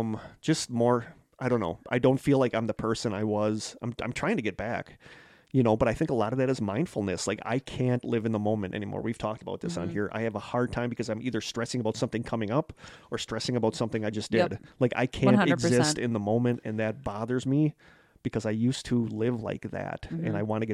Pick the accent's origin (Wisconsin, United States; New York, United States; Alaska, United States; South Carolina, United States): Wisconsin, United States; she said, you have to be from Wisconsin or Minnesota because you're so nice. And they're like, yeah, we're from Wisconsin.